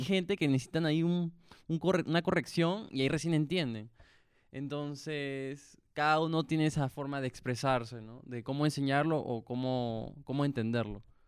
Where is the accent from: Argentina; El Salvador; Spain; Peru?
Peru